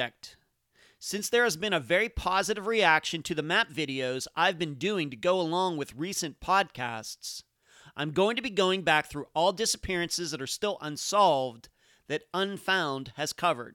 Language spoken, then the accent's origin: English; Leechburg, Pennsylvania, United States; now in Madeira Beach, United States; I haven't lived in Pennsylvania where I grew up in almost two decades. In fact, my parents don't even live in my hometown of Leechburg anymore